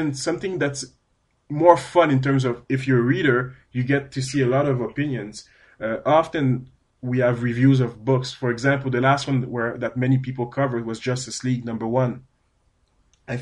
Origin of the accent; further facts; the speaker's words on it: Canada; accent: French-Canadian; my French-Canadian accent. Yes, I'm a Canadian. I speak French